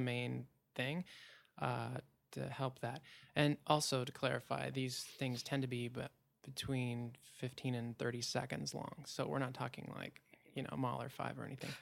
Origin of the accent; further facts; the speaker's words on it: Port Townsend, Washington, United States; moved away; I moved back to my hometown, Port Towns in Washington